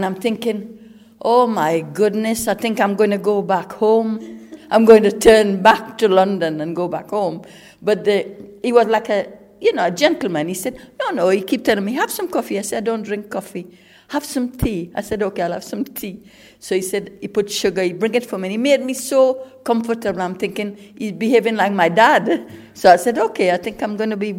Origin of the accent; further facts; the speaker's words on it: Trinidad & Tobago; moved away as an adult; now in England; I came from Trinidad. I was 18 years old. I came in 1968.